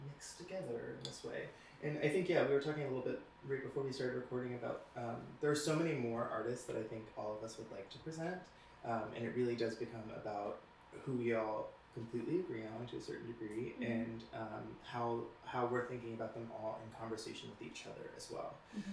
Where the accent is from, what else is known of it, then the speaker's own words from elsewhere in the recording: Central Florida, United States; now in Philadelphia, United States; I grew up in Florida, in like Central Florida.